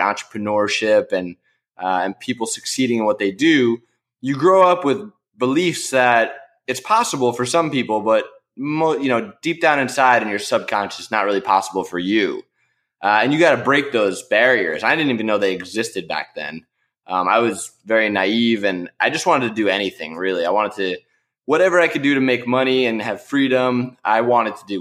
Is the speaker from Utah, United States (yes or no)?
no; New York, United States; I grew up in New York